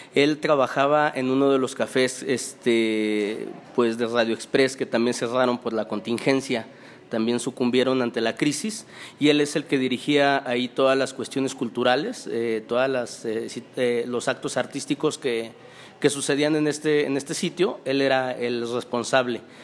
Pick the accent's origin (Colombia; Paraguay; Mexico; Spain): Mexico; Pachuca, Hidalgo; moved away as an adult; also born or lived in Guadalajara; ahora ya estoy otra vez aquí en mi ciudad natal, en Pachuca